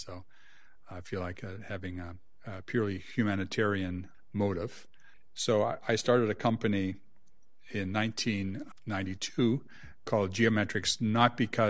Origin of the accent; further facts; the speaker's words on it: Saskatchewan, Canada; So I'm Canadian. I grew up in Saskatchewan.